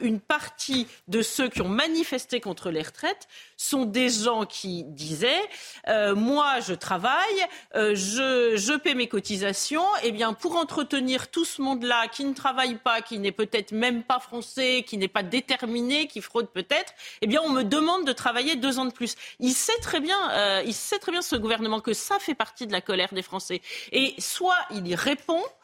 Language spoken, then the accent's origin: French; France; en tant que Français ordinaires